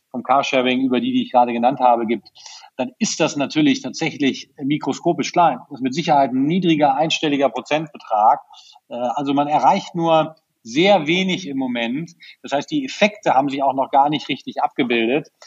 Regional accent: Berlin, Germany; wenn ich als Berliner auf mein Auto verzichten soll

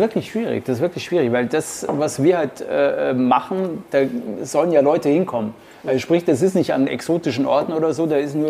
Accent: Munich, Bavaria, Germany; ich bin eigentlich als gebürtiger Münchner

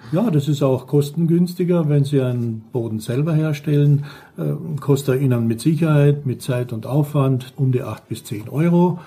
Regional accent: St. Paul im Lavanttal, Carinthia, Austria; now in Black Forest, Germany; ich bin ein geborener Österreicher, komme aus Kärnten im Lavantal, St. Paul

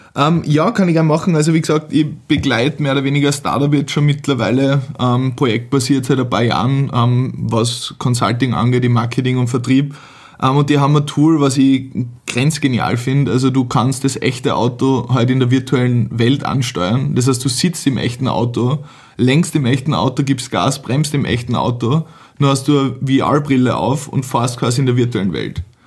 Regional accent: Vienna, Austria; bei uns in Wien

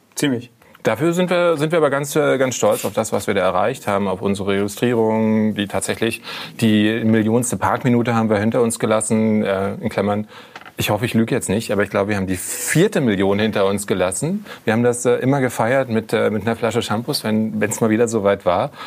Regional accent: Berlin, Germany; als Berliner Pflanze ich wohne in Friedrichshain

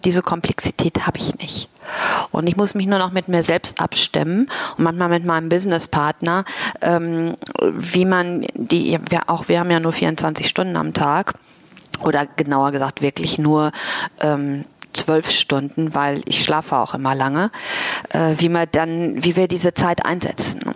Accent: Germany; accent: German; moved away as an adult; also born or lived in Asia; ich habe natürlich auch einen deutschen Akzent, das hört man.

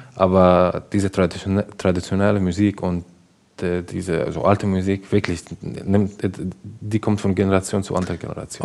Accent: Damascus, Damascus Governorate, Syria; German is a second language; moved away as an adult; now in Germany; ich komme aus Damaskus, aus Syrien

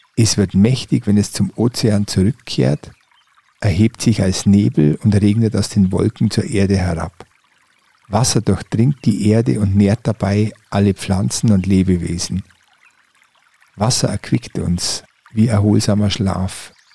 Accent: Oberallgäu, Bavaria, Germany; moved away; Meine Heimat, das Oberallgäu

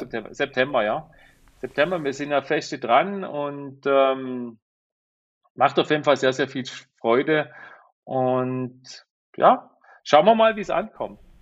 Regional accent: Black Forest, Baden-Württemberg, Germany; wir kommen aus dem Schwarzwald, ich bin in Schwarzwald geboren, die ganze Familie kommt hierher

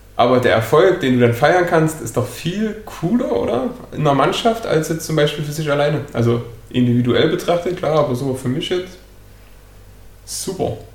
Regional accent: Saxony, Germany; Hier bei uns in Sachsen

